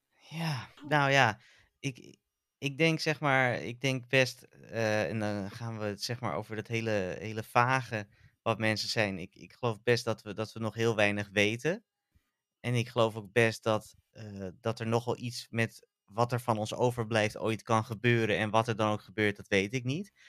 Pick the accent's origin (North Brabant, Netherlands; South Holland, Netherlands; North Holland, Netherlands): North Holland, Netherlands; born or raised there